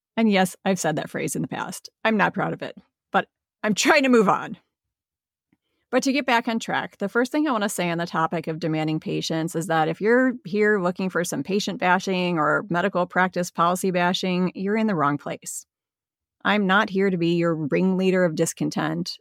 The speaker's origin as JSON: {"language": "English", "region": "Midwest", "country": "United States", "said": "I'm a Midwesterner, and in the Midwest, we use the word guys as interchangeable with people."}